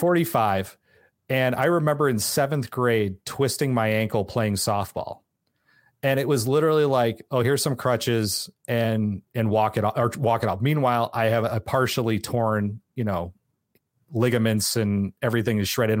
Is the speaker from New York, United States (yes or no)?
no; San Francisco, California, United States; I grew up in San Francisco area